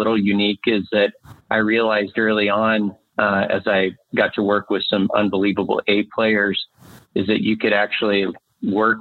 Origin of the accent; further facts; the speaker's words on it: Montana, United States; moved away as an adult; also born or lived in Austin, Texas; I grew up here in Montana. I'm coming to you from Whitefish, Montana, yeah, fifth generation Montanan